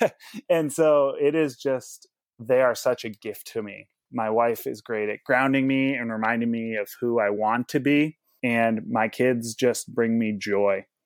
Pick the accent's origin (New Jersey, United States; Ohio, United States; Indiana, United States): Indiana, United States; Indianapolis; I hail from Indianapolis, Indiana